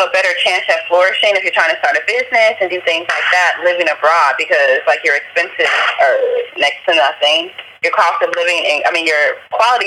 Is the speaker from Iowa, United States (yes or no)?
no; Los Angeles, California, United States; moved away as an adult; also born or lived in Mexico; now in Da Nang, Vietnam; I'm from South Central